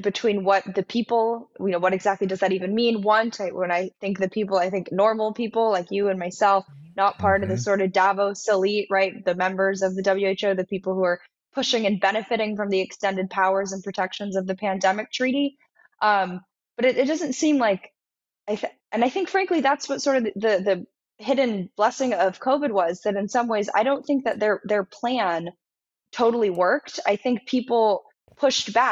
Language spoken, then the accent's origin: English; Los Angeles, California, United States; moved away as an adult; now in Washington, D.C., United States; I grew up in Los Angeles